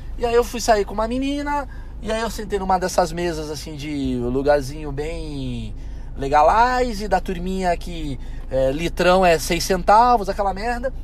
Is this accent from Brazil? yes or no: yes; Brazil; eu sou latino, moro no Brasil